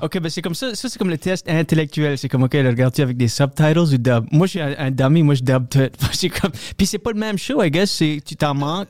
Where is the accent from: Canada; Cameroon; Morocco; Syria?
Canada; Moncton, New Brunswick; first language French; moved away as an adult; also born or lived in New York / Toronto; now in Wakefield, Canada; Je suis acadien du Nouveau-Brunswick